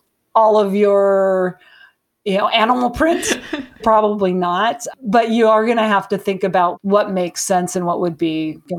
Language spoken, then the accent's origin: English; Montana, United States; So I'm from Montana.